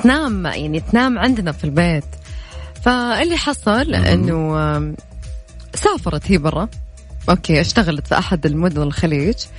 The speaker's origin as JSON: {"language": "Arabic", "region": "Najd", "country": "Saudi Arabia", "accent": "Najdi", "said": "أنا وأميرة عشان كنا نتكلم نجدي"}